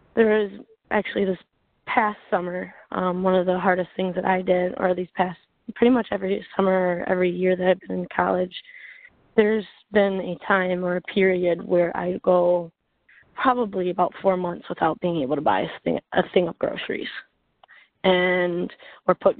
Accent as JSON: {"language": "English", "region": "Michigan", "country": "United States", "said": "I'm from Michigan"}